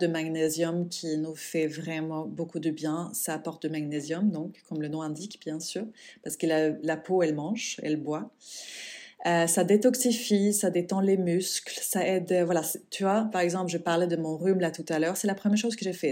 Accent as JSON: {"language": "French", "country": "Sweden", "tie": "born or raised there", "moved": "yes", "said": "mon pays natal, la Suède"}